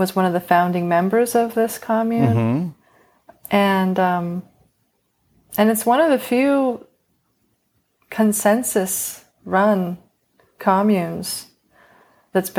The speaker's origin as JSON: {"language": "English", "town": "Silver City", "region": "New Mexico", "country": "United States", "tie": "born or raised there", "also_born_or_lived": "Ambrose, North Dakota / Gila, New Mexico", "moved": "yes", "said": "I grew up in a small town first in North Dakota called Ambrose, and then Silver City, New Mexico."}